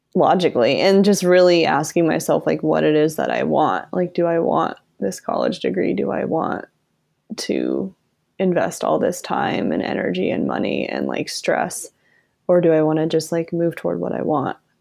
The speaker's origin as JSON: {"language": "English", "region": "Vermont", "country": "United States", "tie": "born or raised there", "also_born_or_lived": "Rhode Island", "moved": "as an adult", "lives_now": "Asheville, United States", "said": "I grew up in Vermont"}